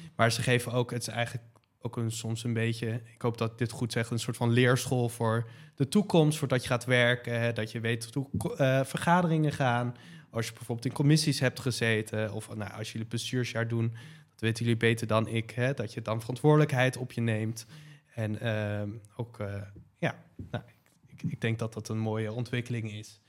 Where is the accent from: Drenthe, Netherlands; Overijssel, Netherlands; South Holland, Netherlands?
South Holland, Netherlands; Leiden; ik kom zelf ook uit Leiden